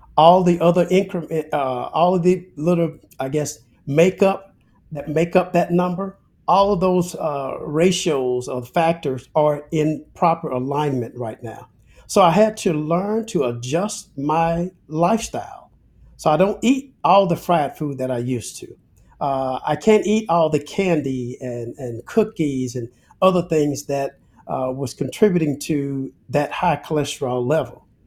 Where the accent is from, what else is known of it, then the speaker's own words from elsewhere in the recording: Alabama, United States; I'm a Southern guy. I'm originally from Alabama